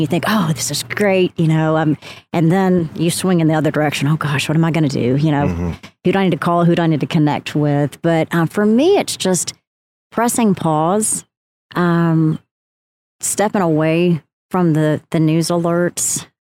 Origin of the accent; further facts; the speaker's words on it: Athens, Tennessee, United States; it was in my hometown at the University, Tennessee Wesleyan University